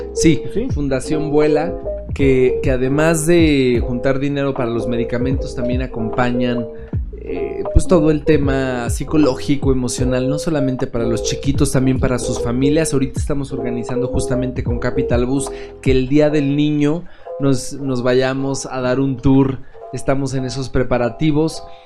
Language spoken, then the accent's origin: Spanish; Mexico